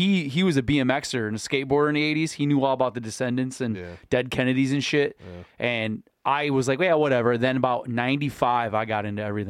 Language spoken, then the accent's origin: English; Michigan, United States; I'm from Michigan.